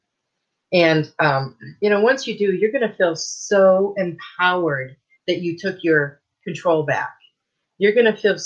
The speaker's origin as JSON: {"language": "English", "region": "Michigan", "country": "United States", "tie": "born or raised there", "said": "I grew up in Michigan."}